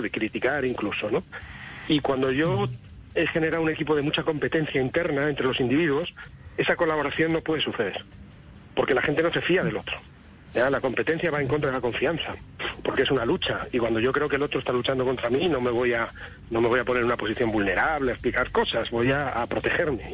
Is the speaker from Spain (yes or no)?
yes; Spain; Yo como español